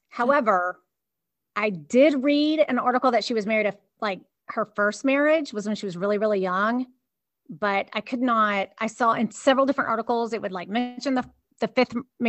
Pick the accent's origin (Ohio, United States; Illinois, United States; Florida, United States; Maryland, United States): Maryland, United States; Baltimore; By the way, I was born and raised and lived in Northeast Baltimore City in the White Ghetto neighborhood, also known as Armistead Gardens. And I never considered myself Southern, despite living below the Mason-Dixon line.